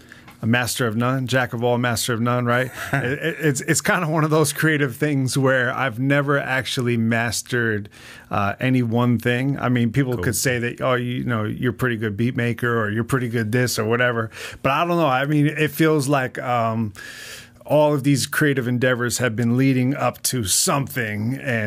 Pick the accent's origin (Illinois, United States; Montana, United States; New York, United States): New York, United States; now in Las Vegas, United States; No, I'm originally from New York, suburbs of New York.